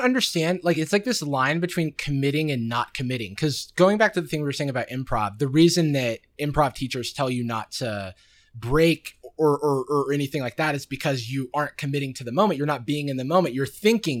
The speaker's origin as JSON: {"language": "English", "town": "Gainesville", "region": "Florida", "country": "United States", "tie": "born or raised there", "said": "growing up in Gainesville, Florida"}